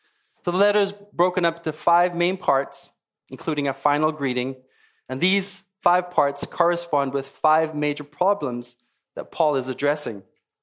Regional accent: South Africa; also born or lived in Zimbabwe; It used to be called Rhodesia, now it's called Zimbabwe. And then I grew up in South Africa, actually.

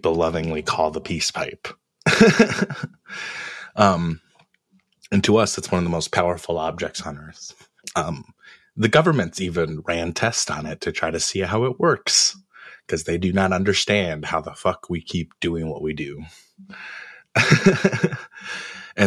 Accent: Pine Ridge Reservation, South Dakota, United States; I'm from Pine Ridge Reservation

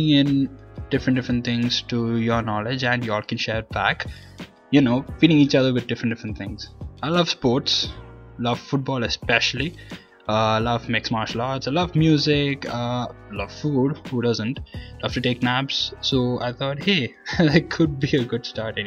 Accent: Sharjah, United Arab Emirates; also born or lived in Kerala, India; I'm born and brought up in Sharjah, UAE

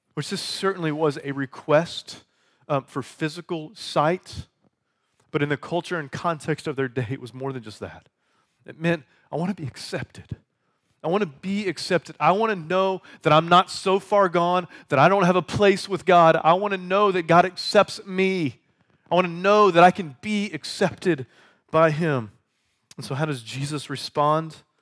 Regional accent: United States; we are American Westerners

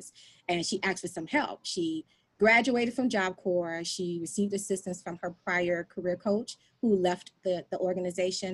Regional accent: Miami, Florida, United States; now in Prince George's County, Maryland, United States; I am originally from Florida, born and raised in Miami, Florida County

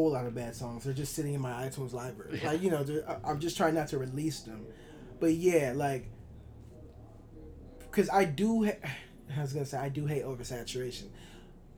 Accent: Chicago, Illinois, United States; I'm from Chicago

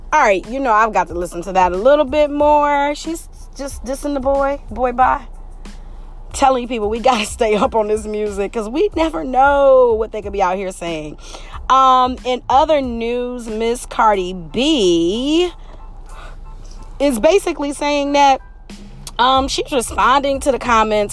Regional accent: Detroit, Michigan, United States; We are in the city of Detroit

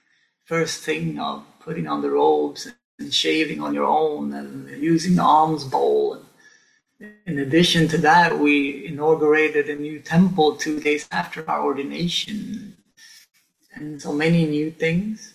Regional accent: Stockholm, Stockholm County, Sweden; moved away as an adult; also born or lived in Sainte-Foy-la-Grande, France; now in France; I grew up in Stockholm, our capital

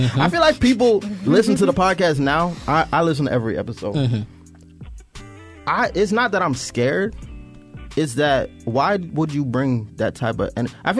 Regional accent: Orlando, Florida, United States; we're both from Silver Star, or we're both from Orlando.

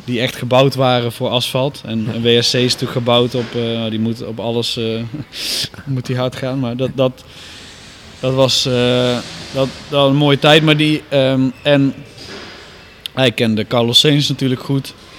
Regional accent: Netherlands; ik kom uit Nederland

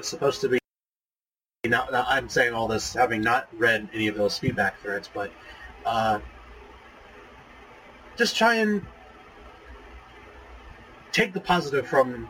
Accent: Louisiana, United States; I'm from Louisiana.

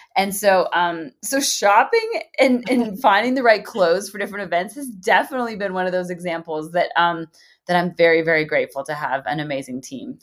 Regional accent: Canada; moved away as an adult; now in Nashville, United States; the past 11 years of living in Nashville and, and, building my business down here and, and, you know, being a Canadian, getting a visa, getting a green card

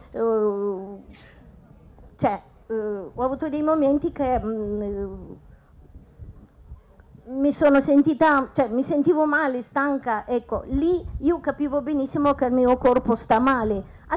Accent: Moldova; now in Italy; sono moldava da 24

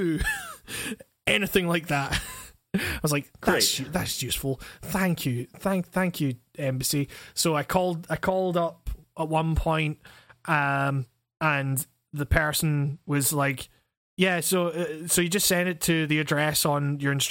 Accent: Scotland, United Kingdom; I'm fucking Scottish

